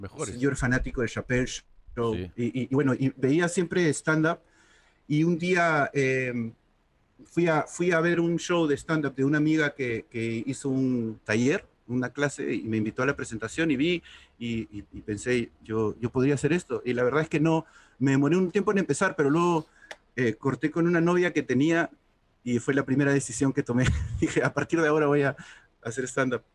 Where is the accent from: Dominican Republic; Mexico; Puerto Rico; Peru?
Peru; Lima; also born or lived in Miraflores; en realidad vivo en Miraflores, pero he crecido toda mi vida en San Isidro